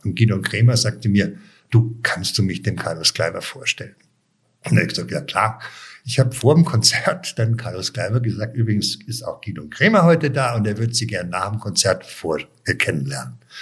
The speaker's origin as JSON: {"language": "German", "town": "Munich", "region": "Bavaria", "country": "Germany", "tie": "born or raised there", "also_born_or_lived": "Weilheim / Cologne", "moved": "as an adult", "said": "ich bin ja in München aufgewachsen"}